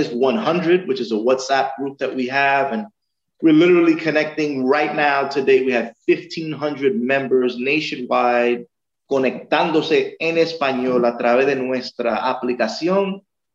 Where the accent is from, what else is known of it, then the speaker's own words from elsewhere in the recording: New York City, New York, United States; I was born in Corona, Queens. My parents are from